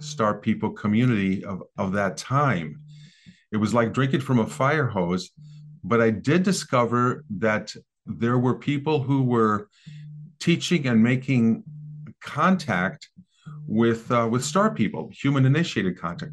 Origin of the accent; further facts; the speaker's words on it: American Midwest, United States; I grew up in the American Midwest in the sixties